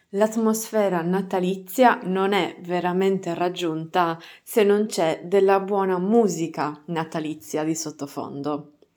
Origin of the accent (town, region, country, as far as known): Sardinia, Italy; accent: Sardinian dialect